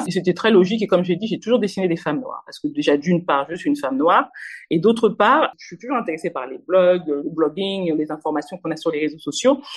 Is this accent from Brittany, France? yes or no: no; Normandy, France; moved away as an adult; also born or lived in Kinshasa, DR Congo / Paris, France; Venue en France très petite. Euh, j'ai fait toute ma scolarité en France, euh, en Normandie exactement